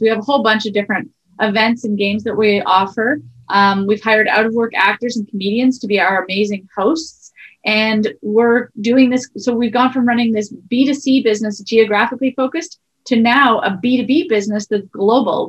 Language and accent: English; Sudbury, Ontario, Canada; we grew up in Sudbury